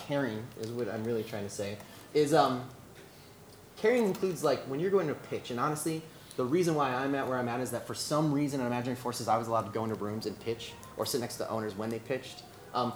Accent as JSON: {"language": "English", "town": "Chicago", "region": "Midwest", "country": "United States", "moved": "as an adult", "lives_now": "Los Angeles, United States", "said": "I come from the Midwest, hard work ethic, chip on your shoulder"}